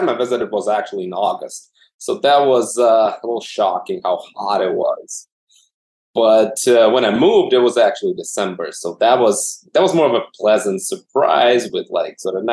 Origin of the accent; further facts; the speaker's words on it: Moscow, Russia; moved away as an adult; also born or lived in Germany / Texas; now in Boston, United States; I'm originally from Moscow, Russia, born and raised, went to medical school there.